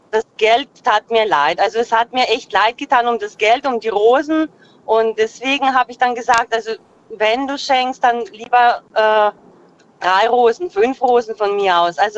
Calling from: Freiburg, Baden-Württemberg, Germany; Äh, aus dem Dreiländereck.

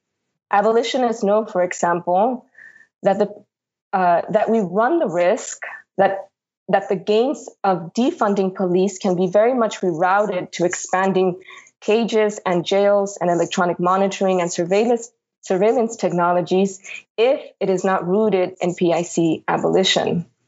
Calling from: New York City, New York, United States; I am calling from Lenape Hoking territory, otherwise known as New York City.

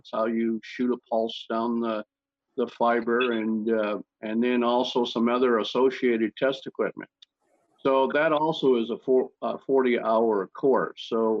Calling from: Carlsbad, California, United States; I'm in Carlsbad, California, just north of San Diego, a few miles.

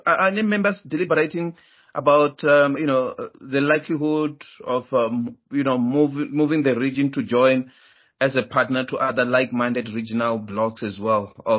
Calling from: South Africa; I'm calling from South Africa

